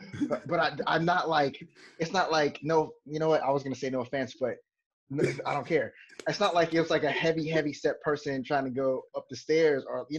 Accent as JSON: {"language": "English", "town": "Anchorage", "region": "Alaska", "country": "United States", "tie": "born or raised there", "also_born_or_lived": "Destin / Minnesota / Texas / California", "said": "I'm just kind of all over the place right now, like most of my life has been. I grew up in Anchorage, Alaska, but from Anchorage, before I got there, I was living here in Destin"}